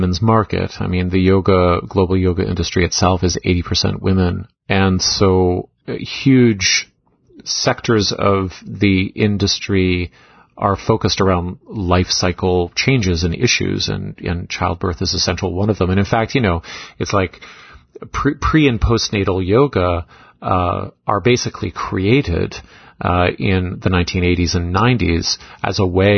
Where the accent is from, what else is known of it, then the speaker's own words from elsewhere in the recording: Canada; also born or lived in Toronto; the Canadian member of our team